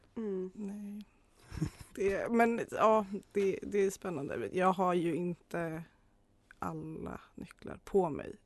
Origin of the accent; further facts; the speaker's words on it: Arjeplog, Norrbotten County, Sweden; moved away as an adult; also born or lived in Kalmar; now in Uppsala, Sweden; jag är ju från Arjeplog. Hörs inte så mycket men det är så ändå.